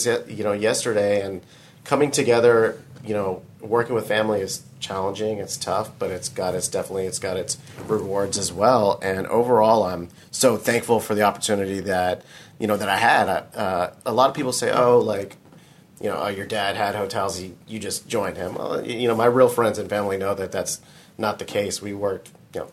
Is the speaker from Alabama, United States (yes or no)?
no; Houston, Texas, United States; We grew up here in Houston.